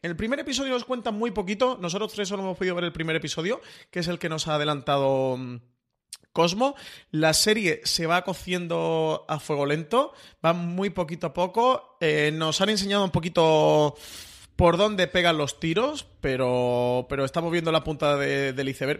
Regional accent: Málaga, Andalusia, Spain; Yo, como buen malagueño

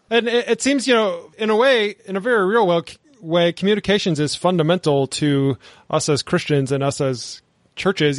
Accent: the American South, United States; I'm from the American South where churches are just on every corner

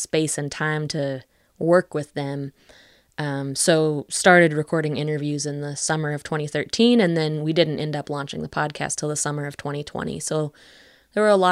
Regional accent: West Virginia, United States; moved away as an adult; also born or lived in Western Massachusetts; But I grew up in West Virginia. I grew up mostly on the border of Greenbrier and Pocahontas counties.

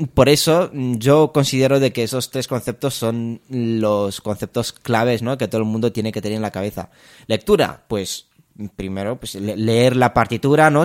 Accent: Romania; also born or lived in Spain; now in Madrid, Spain; yo soy, soy de Rumanía. Em, me vine ya hace, hace muchos años a España

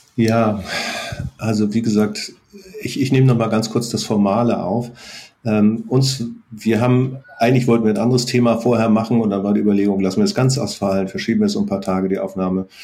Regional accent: North Frisia, Schleswig-Holstein, Germany; Wir sind in Nordfriesland aufgewachsen

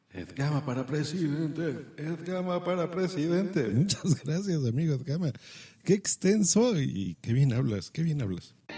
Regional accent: Mexico; aquí en mi país, en México

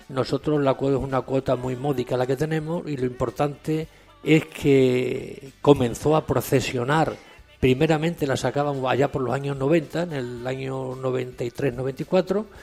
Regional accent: Villafranca de los Barros, Extremadura, Spain; now in Seville, Spain; yo soy emigrante eh, de Villafranca de los Barros

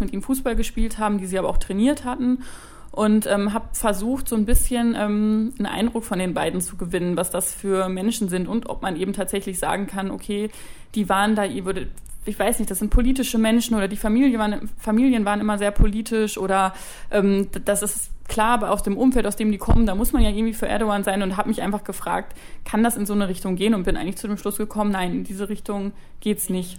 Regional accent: Dortmund, North Rhine-Westphalia, Germany; weil ich komme aus Dortmund und bin BVB-Fan

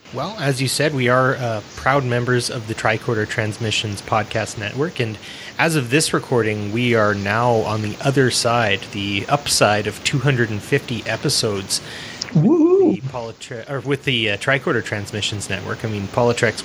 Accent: Canada; I'm not an American, I'm a North American, and being Canadian was close enough for me

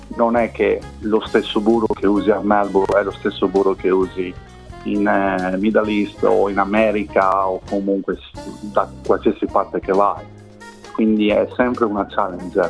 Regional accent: Rovigo, Veneto, Italy; moved away as an adult; io vengo da una piccola città del Veneto, si chiama Rovigo

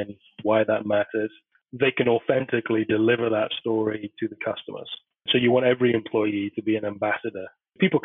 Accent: United Kingdom; moved away as an adult; also born or lived in United States; I've only been back in the UK for 5 months after 10 years in America. And I'm obviously British born.

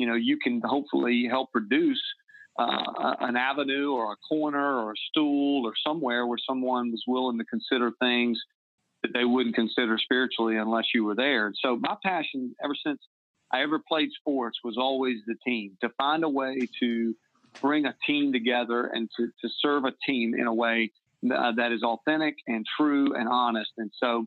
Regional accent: the South, United States; moved away as an adult; also born or lived in South Carolina / Massachusetts / Kansas City; growing up in the South

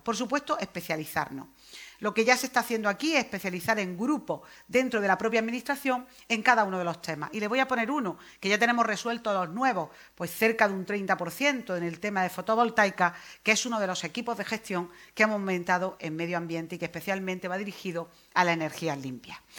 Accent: Almería, Andalusia, Spain; Yo me estoy acordando de mi tierra

